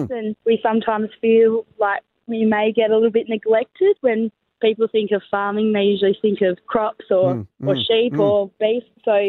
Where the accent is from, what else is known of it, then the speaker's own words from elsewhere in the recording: Myalup, Western Australia, Australia; we're vegetable farmers from Mylop.